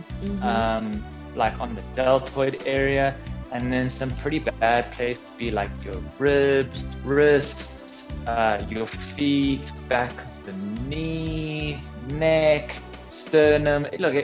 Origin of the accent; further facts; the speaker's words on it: Johannesburg, Gauteng, South Africa; also born or lived in Cape Town; I was born in Cape Town, moved to Johannesburg when I was about 8 years old